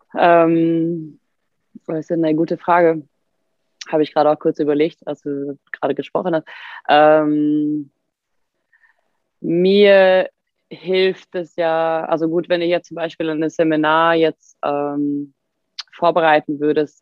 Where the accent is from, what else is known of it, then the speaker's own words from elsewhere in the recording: Sweden; German is a second language; moved away as an adult; now in Germany; als Schwedin